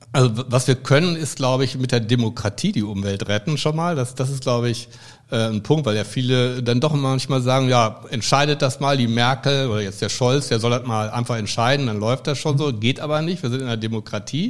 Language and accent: German; Münster, North Rhine-Westphalia, Germany; in Münster, meiner Heimatstadt